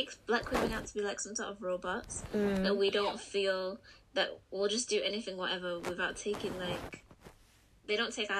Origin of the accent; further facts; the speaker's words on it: Liverpool, North West England, United Kingdom; accent: Scouse; I was about to say, I'm from Liverpool, but that was going to give it away.